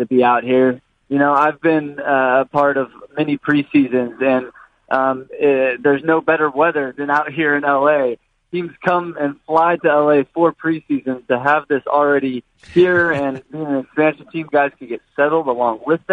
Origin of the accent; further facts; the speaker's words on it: Mission Viejo, California, United States; moved away as an adult; also born or lived in Vancouver; I grew up in Mission Viejo, about an hour south from here.